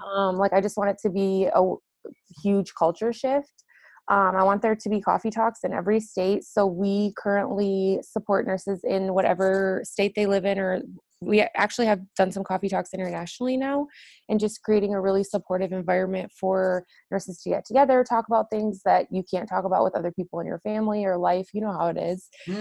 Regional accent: Detroit, Michigan, United States; I'm from the Detroit metro area originally

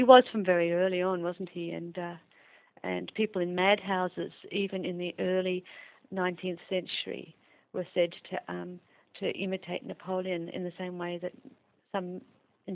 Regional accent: Melbourne, Victoria, Australia; also born or lived in England / Sussex / Leeds; I was born in England, but I'm to Australian parents, and I grew up in Melbourne.

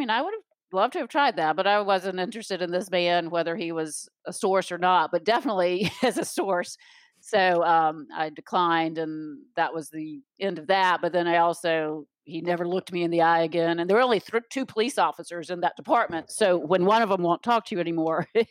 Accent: Raleigh, North Carolina, United States; moved away as an adult; also born or lived in Chapel Hill; now in Florida, United States; I grew up in Raleigh. My whole, till I was 18, went to Chapel Hill

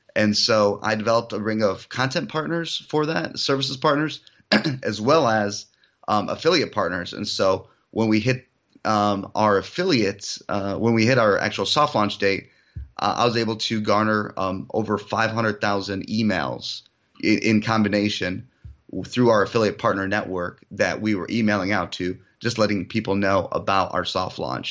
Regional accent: Michigan, United States; also born or lived in Europe; I was actually Born in Europe, um, I moved to the United States when I, at, at a very young age, so no accent. I originally grew up in Michigan

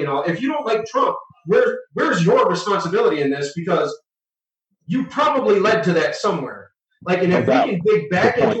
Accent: Detroit, Michigan, United States; also born or lived in Roseville, Michigan / Hazel Park, Michigan / Hollywood; I grew up in Detroit till I was about 9. Then I had about a year and a half in Roseville, then Hazel Park

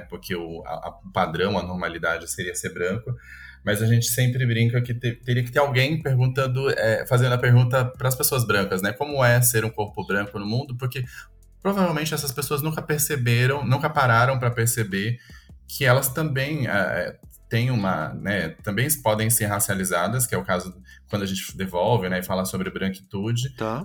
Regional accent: Campo Grande, Mato Grosso do Sul, Brazil; also born or lived in Atacama; now in São Paulo, Brazil; Eu não, eu não, eu não nasci em São Paulo, eu sou de Campo Grande, no Mato Grosso do Sul, uhum. e moro em São Paulo desde 2009

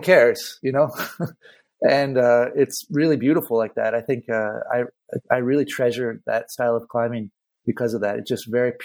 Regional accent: Santa Cruz, California, United States; moved away as an adult; also born or lived in Spain; now in Barcelona, Spain; growing up in Santa Cruz, being on the ocean

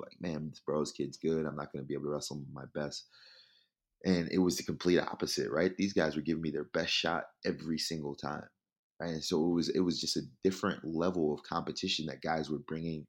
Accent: New Jersey, United States; moved away as an adult; also born or lived in Nebraska; my hometown in South Jersey

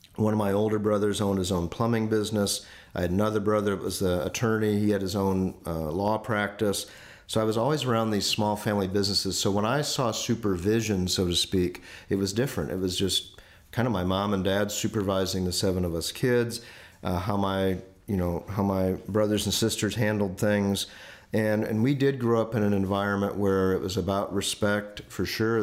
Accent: Indiana, United States; moved away; I grew up in Indiana, kind of near Chicago

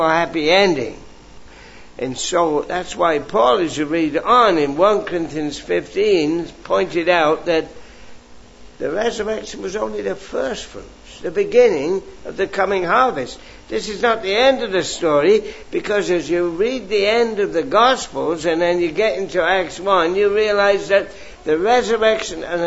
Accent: England, United Kingdom; I grew up in England

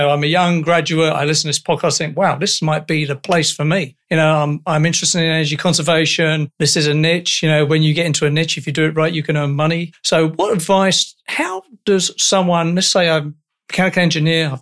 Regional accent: England, United Kingdom; also born or lived in United States; I'm fresh off the boat from England

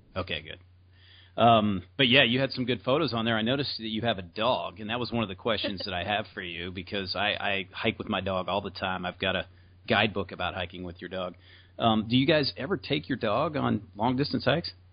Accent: the South, United States; I'm from the South

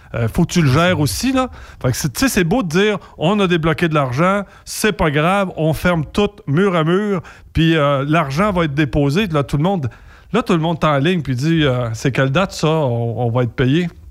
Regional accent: Louiseville, Quebec, Canada; chez nous, à Louisville

